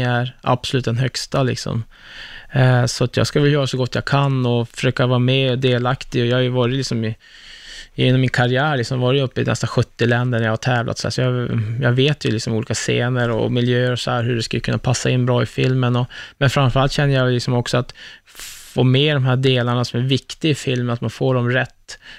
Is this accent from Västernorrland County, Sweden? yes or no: yes; Örnsköldsvik, Västernorrland County, Sweden; jag är från Örnsköldsvik. Liksom, ja. jag, jag är ju bara en Norrlandskille